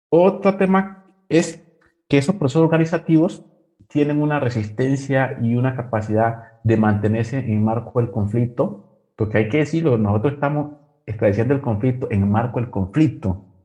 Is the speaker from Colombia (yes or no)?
yes; Curvaradó, Chocó, Colombia; moved away as an adult; also born or lived in Vigía del Fuerte, Antioquia; now in Berlin, Germany; yo nací en Curvarado, viví en Vigía el Fuerte